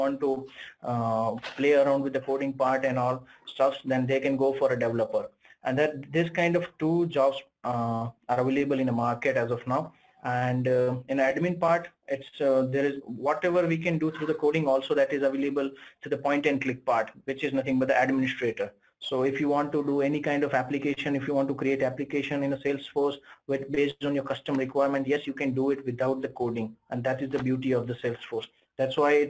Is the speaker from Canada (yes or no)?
no; India; I'm from India